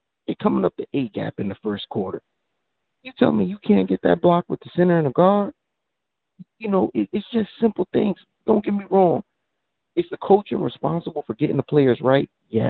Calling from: New Jersey, United States; I'm calling from Jersey.

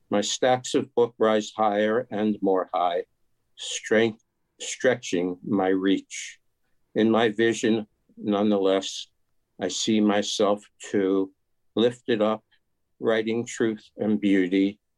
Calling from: Tarrytown, New York, United States; New York.

